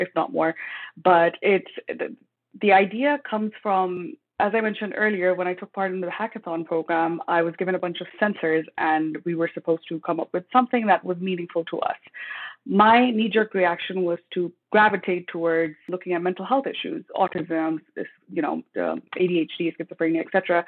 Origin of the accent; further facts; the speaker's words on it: Pakistan; moved away as an adult; also born or lived in United States / Texas; now in Canada; In my ethnic background, I'm originally from Pakistan